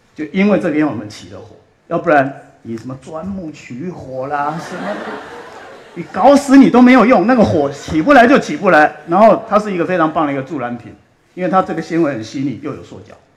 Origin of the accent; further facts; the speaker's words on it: Australia; also born or lived in Taiwan / Jiulongpo, Chongqing (ancestral); 我是台湾出生，六岁，呃，移民到，呃，澳洲，然后在澳洲长大，然后，呃，在澳洲当兵，啊，我在，呃，皇军的，呃，皇家的海军学院